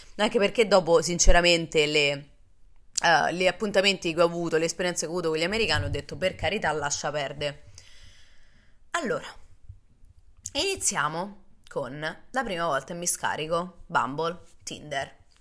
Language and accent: Italian; Rome, Lazio, Italy; moved away as an adult; also born or lived in United States; io sono nata e cresciuta a Roma